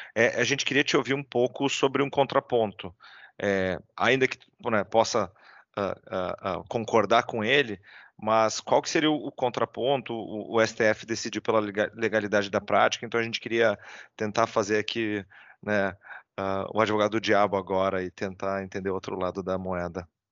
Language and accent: Portuguese; Rio Grande do Sul, Brazil; eu como gaúcho